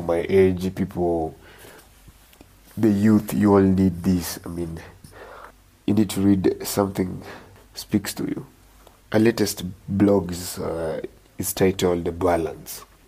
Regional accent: Homa Bay, Homa Bay County, Kenya; I grew up in Homa Bay

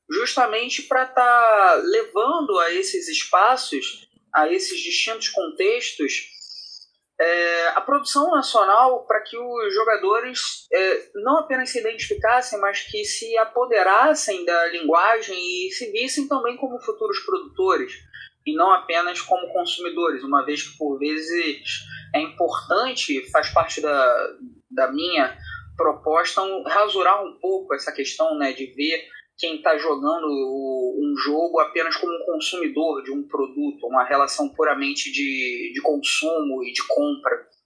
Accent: Rio de Janeiro, Brazil; sou uma pessoa nascida e criada no, na periferia do Rio de Janeiro, eu sou aqui do, do Complexo do Alemão, o sotaque não me deixa mentir

